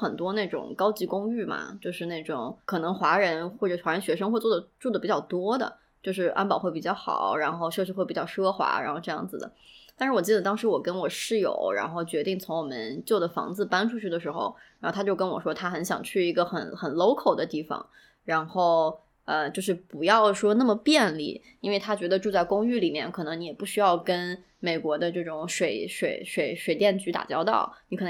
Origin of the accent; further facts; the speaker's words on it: China; 然后我们中国人其实就是很喜欢热闹，很喜欢城的感觉。我今年的十一的时候，然后因为我家乡有一个老街，然后它重新修整过新开，然后就人特别特别特别多。